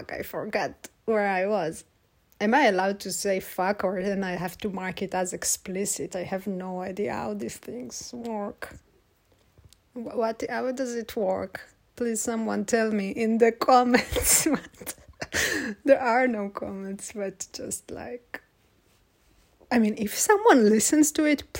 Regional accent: Israel; moved away; I'm from Israel

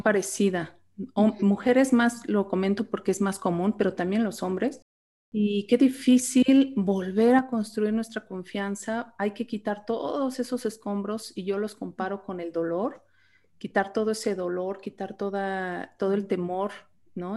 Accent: Mexico; aquí en México

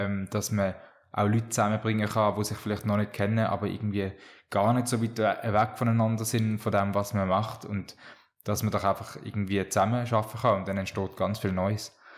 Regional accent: Rodersdorf, Solothurn, Switzerland; ich bin in Rodersdorf aufgewachsen

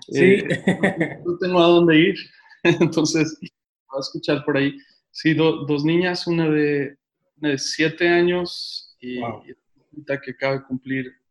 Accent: Mexico City, Mexico; No, soy, soy de la Ciudad de México.

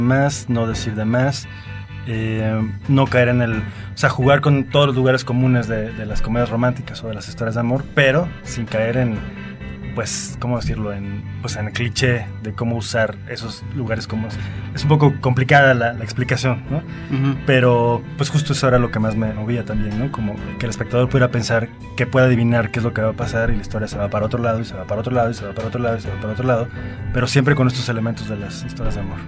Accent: Veracruz, Mexico; yo soy de Veracruz

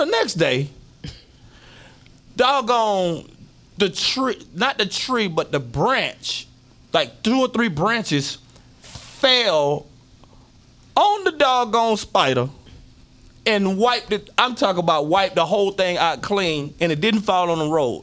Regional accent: Florida, United States; moved away; I'm from Florida, and so my people are down there

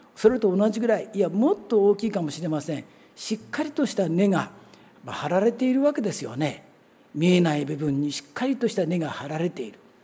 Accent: Kawasaki, Kanagawa, Japan; also born or lived in Abashiri, Hokkaido / Ibaraki; 小学校の5年生の時から実はあのここの近くに住んでたんですねあの南河原小学校のもうすぐ近く

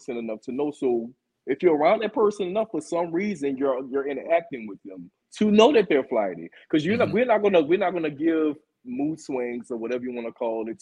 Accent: New Orleans, Louisiana, United States; moved away as an adult; also born or lived in Atlanta; I'm actually from New Orleans, Louisiana, born and raised. I'm here now, actually. Just moved back from Atlanta maybe about a month ago or two.

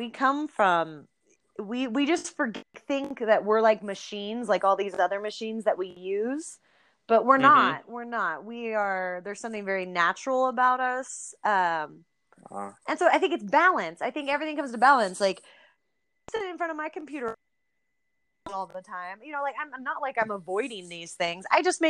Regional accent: California, United States; born or raised there

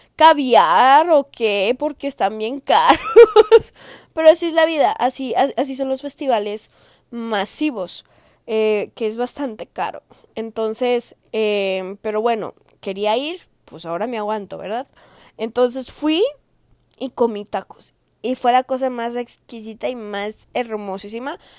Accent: Jalisco, Mexico; moved away; del estado de Jalisco, de donde yo soy, de donde me vieron hacer

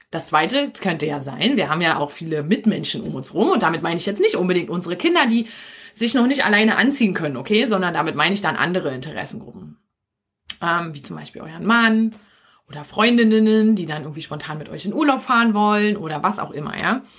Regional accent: Berlin, Germany; accent: Berlin dialect; now in Brandenburg, Germany; Also ich bin ja hier in Brandenburg, ja. Ich liebe meinen Berliner Dialekt.

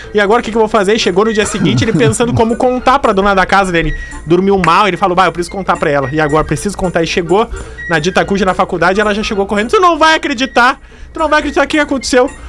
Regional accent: Porto Alegre, Rio Grande do Sul, Brazil; eu me criei na Intercap, Zona Leste, aqui de Porto Alegre

